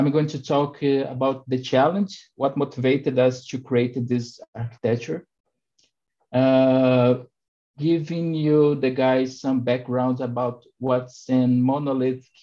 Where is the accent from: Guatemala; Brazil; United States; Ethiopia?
Brazil; I'm from Brazil